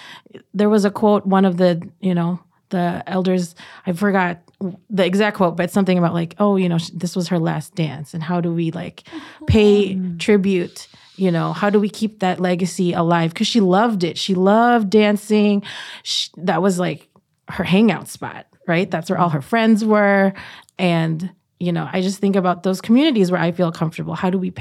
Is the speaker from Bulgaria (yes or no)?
no; Philippines; And dancing is, as a Filipino, dancing is part of our how we celebrate, right?